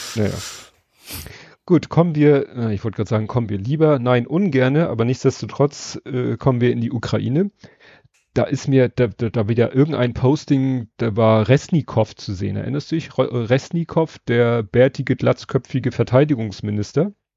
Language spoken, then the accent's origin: German; Hamburg, Germany; als Hamburger